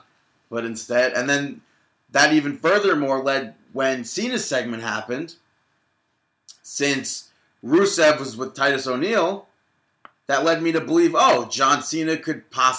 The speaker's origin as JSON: {"language": "English", "country": "Canada", "said": "Dean, I'm Canadian."}